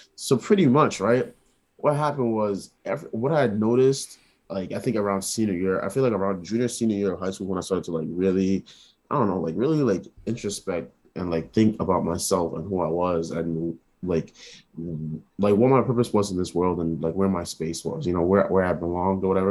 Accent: New York City, New York, United States; moved away as an adult; now in Rhode Island, United States; I was born in New York

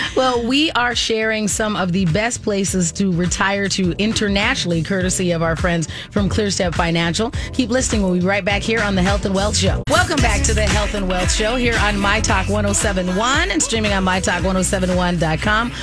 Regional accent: Arizona, United States; I took Spanish, of course, because I grew up in Arizona

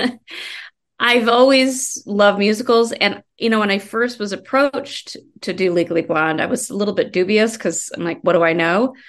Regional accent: Colorado, United States; moved away as an adult; also born or lived in Iowa / Denver; now in Los Angeles, United States; I grew up in Iowa and Colorado.

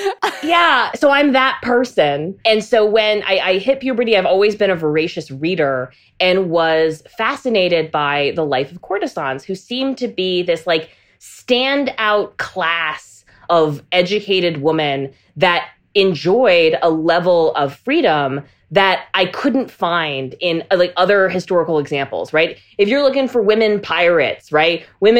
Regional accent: North Carolina, United States; also born or lived in Germany; I was raised on military bases. I grew up in Germany and North Carolina, fully immersed in abstinence-only education.

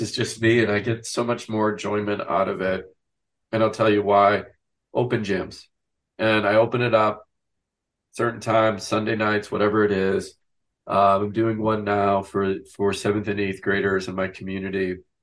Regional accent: Wisconsin, United States; I grew up in a small town in Wisconsin

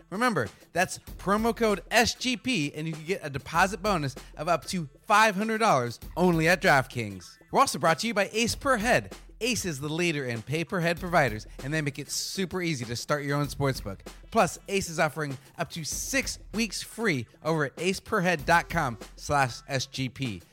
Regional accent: Arizona, United States; moved away; I'm from Arizona originally

